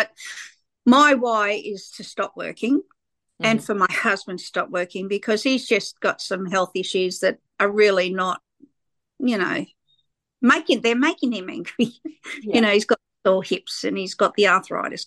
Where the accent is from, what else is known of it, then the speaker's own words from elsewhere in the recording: Sydney, New South Wales, Australia; people like me that grew up in the suburbs of Sydney. I grew up in Fairfield.